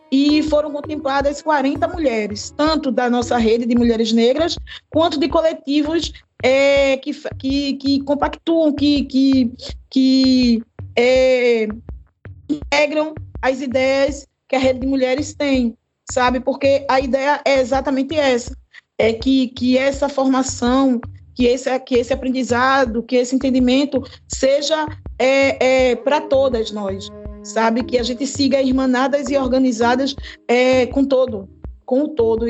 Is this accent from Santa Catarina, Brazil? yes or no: no; Recife, Pernambuco, Brazil; eu sou do bairro de Água Fria, sabe, aqui em Recife